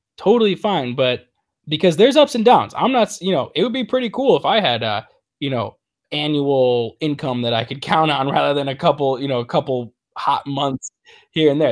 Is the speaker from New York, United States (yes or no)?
yes; Niagara River area, New York, United States; I grew up right in the Ni-, Niagara River area